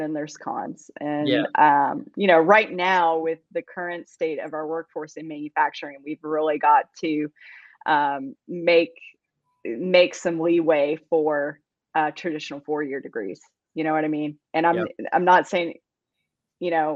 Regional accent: Campbellsville, Kentucky, United States; moved away as an adult; now in Athens, Alabama, United States; I was born and raised in Campbellsville, Kentucky, and that is in central Kentucky.

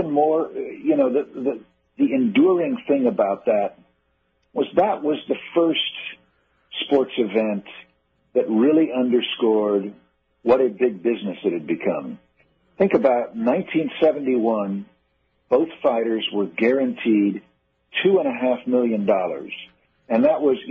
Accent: Kansas City, United States; I grew up in Kansas City

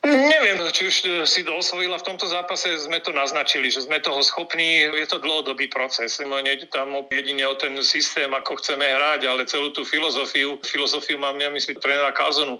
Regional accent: Banská Bystrica, Banská Bystrica Region, Slovakia; ja ako Bystričan

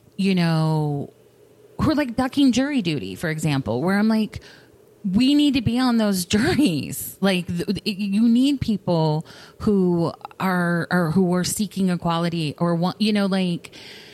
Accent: the South, United States; I come from the South, where there is a lot of like, don't make people uncomfortable

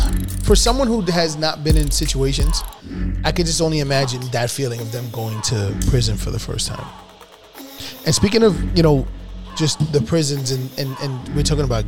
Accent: New York City, New York, United States; I remember growing up in the Bronx

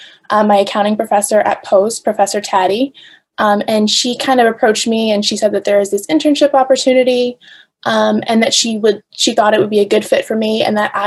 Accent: New York, United States; I'm from New York originally

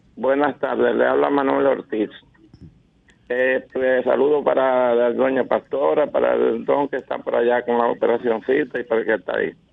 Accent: Baní, Peravia, Dominican Republic; yo soy vanilejo

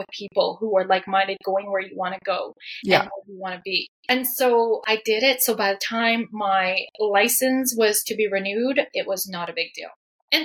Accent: Canada; I am Chinese Canadian. So I'm first generation Chinese Canadian. So my parents are from Hong Kong

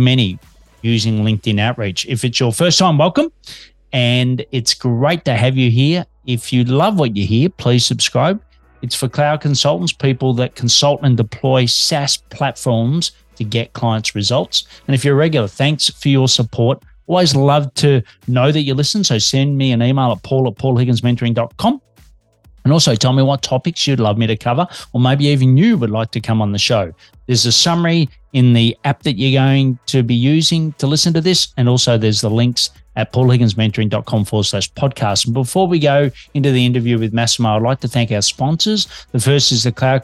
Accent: Australia; Detecting an accent, I'm an Aussie working globally from Melbourne, Australia

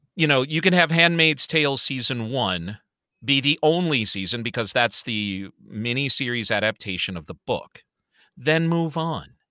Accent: Chicago, Illinois, United States; I grew up on the Southside of Chicago

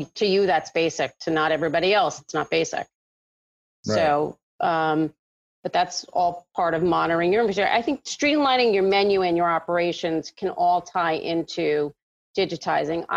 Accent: New York City, New York, United States; I grew up in Manhattan

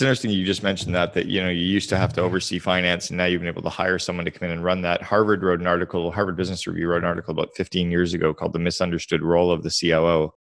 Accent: Canada; now in United States; I'm Canadian, but live in the U S

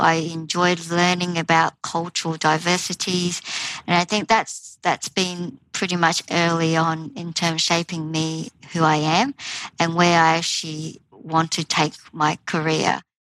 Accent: Australia; moved away as an adult; also born or lived in Taiwan; now in United Kingdom; with a Taiwanese heritage and growing up in Australia

